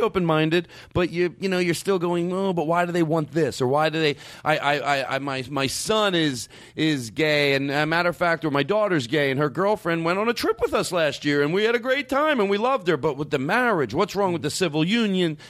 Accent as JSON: {"language": "English", "town": "Philadelphia", "region": "Pennsylvania", "country": "United States", "tie": "born or raised there", "said": "growing up in Philadelphia"}